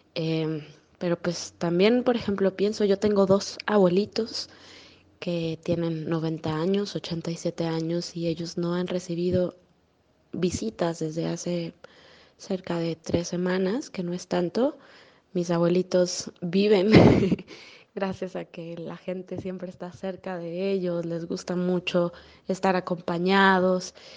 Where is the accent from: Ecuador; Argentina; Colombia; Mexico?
Mexico; also born or lived in Querétaro; Yo soy de México. Vivo en una ciudad muy pequeña, llamada, bueno, relativamente pequeña, llamada Querétaro